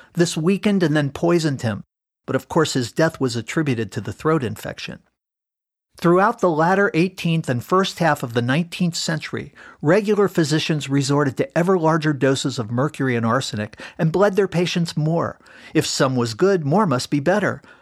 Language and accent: English; Cincinnati, Ohio, United States; my hometown of Cincinnati